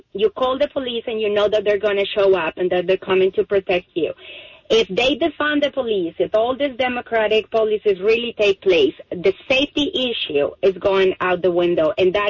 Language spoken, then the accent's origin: English; Colombia; now in Jacksonville, United States; I'm Hispanic. I'm from Colombia.